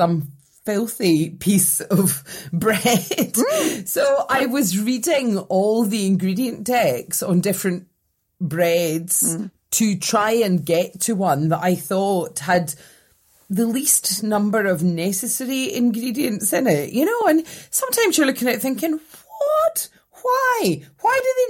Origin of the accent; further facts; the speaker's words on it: Scotland, United Kingdom; as a Scottish person